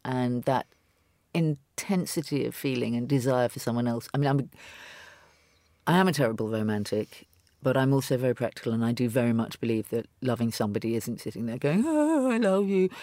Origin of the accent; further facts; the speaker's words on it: London, United Kingdom; I'm a Londoner